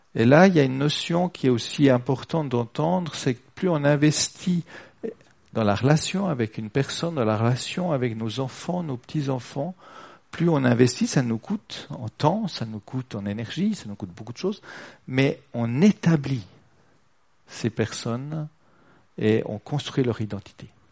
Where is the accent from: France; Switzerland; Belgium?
Switzerland; on est suisse